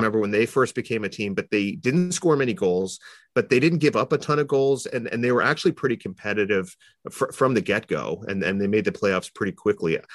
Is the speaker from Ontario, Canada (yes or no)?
yes; Toronto, Ontario, Canada; I grew up in Toronto